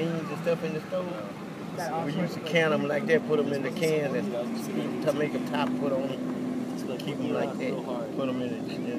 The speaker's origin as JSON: {"language": "English", "region": "Louisiana", "country": "United States", "also_born_or_lived": "Houston, Texas", "moved": "yes", "lives_now": "Bryan, United States", "said": "I'm originally from Louisiana, though. That's where I'm originally from."}